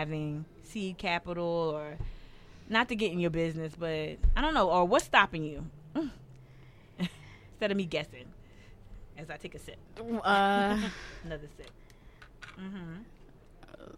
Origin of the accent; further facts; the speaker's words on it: Northeast, United States; now in Charleston, United States; I'm from the Northeast